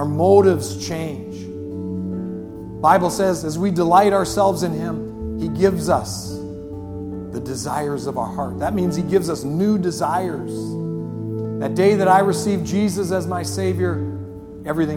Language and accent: English; Superior, United States; this is my hometown. They didn't ship me in from Toledo. I grew up here in Superior